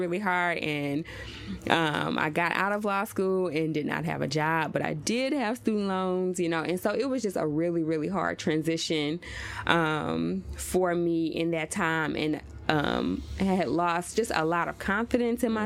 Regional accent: Oxford, Mississippi, United States; now in Nashville, United States; I grew up in Oxford, Mississippi

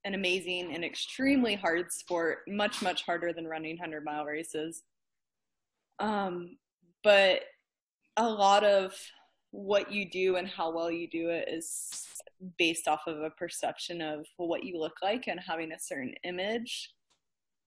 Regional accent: New Mexico, United States; also born or lived in Virginia; I was born in Virginia and lived in New Mexico, I would say, for the majority of my middle school, high school years. So I guess that's where I'd say I'm from

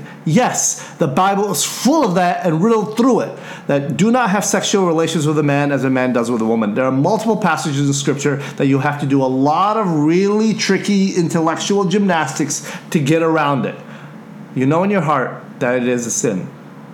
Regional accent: United States; me speak as an American

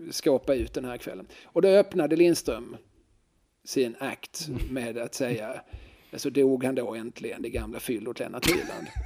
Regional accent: Finland; accent: Finland Swedish; Ja, nej, jag pratar ju inte finska, jag pratar finlandssvenska.

